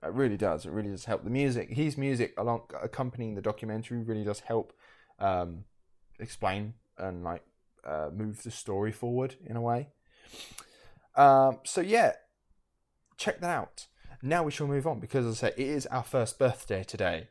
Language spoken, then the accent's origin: English; United Kingdom; we're from the United Kingdom